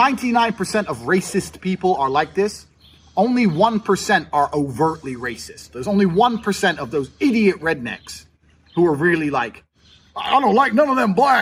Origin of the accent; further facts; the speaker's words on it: United States; also born or lived in England; now in Romania; I was born in America. I've got an American passport